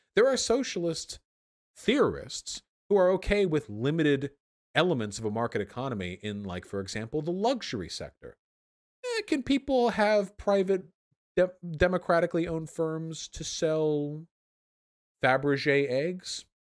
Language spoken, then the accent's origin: English; United States; I was just born here